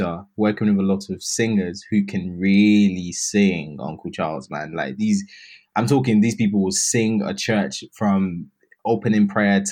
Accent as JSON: {"language": "English", "country": "United Kingdom", "said": "I'm British"}